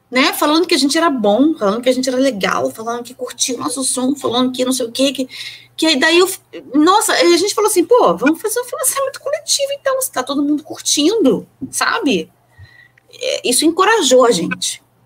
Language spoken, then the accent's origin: Portuguese; Rio de Janeiro, Brazil; eu nasci no Rio, eu sou uma carioca